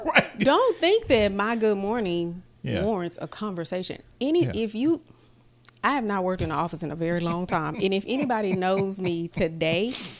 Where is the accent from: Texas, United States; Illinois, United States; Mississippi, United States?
Mississippi, United States; Southwest; I was raised Southern. I am from Mississippi. Mm-hmm. I am from Southwest Mississippi.